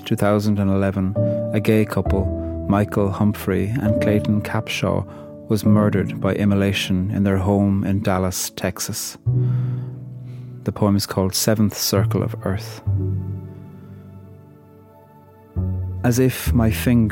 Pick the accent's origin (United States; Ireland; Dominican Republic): Ireland; I'm from Ireland, and I'm a poet